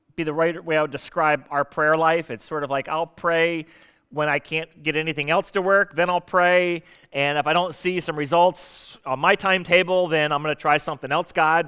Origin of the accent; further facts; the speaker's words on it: South Florida, United States; moved away as an adult; also born or lived in Portsmouth, Virginia; now in Virginia Beach, United States; I grew up in South Florida